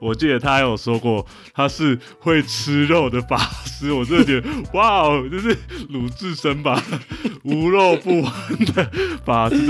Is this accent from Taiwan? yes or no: yes; Taiwan; 还把我们台湾人一起带下去，